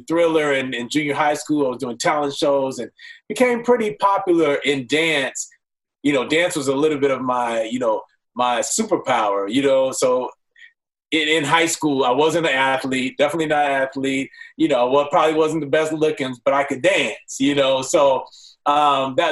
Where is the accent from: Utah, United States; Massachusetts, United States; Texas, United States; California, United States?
California, United States; Rancho Cucamonga; also born or lived in Pomona, California / Los Angeles, California; I'm born and raised here in L.A. Moved out to Pomona. I was born in Pomona, so not L.A., and then moved out to Rancho Cucamonga at like around 10.